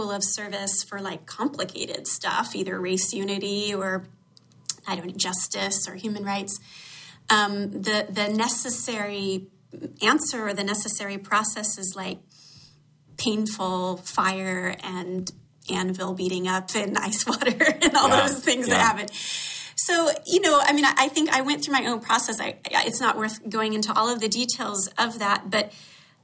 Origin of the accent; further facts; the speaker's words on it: Atlanta, Georgia, United States; Growing up in Atlanta, I had exposure to some issues of racism that were shocking to me